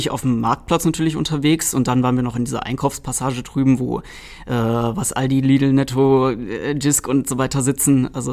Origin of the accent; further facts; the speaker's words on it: Trier, Rhineland-Palatinate, Germany; Ja, tatsächlich äh, erinnert mich Kalkar auch ein bisschen an meine Heimat. Ich komme original aus Trier und diese ganze historische Optik, äh, da fühlt man sich direkt ein bisschen zu Hause.